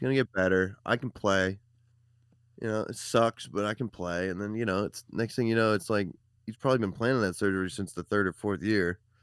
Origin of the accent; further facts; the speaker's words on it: Hampstead, United States; my hometown of Hampstead.